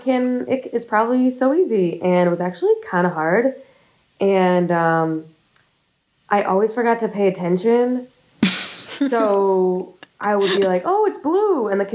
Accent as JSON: {"language": "English", "area": "outside of Buffalo", "region": "New York", "country": "United States", "tie": "born or raised there", "said": "Outside of Buffalo, in like the wealthiest town outside of Buffalo."}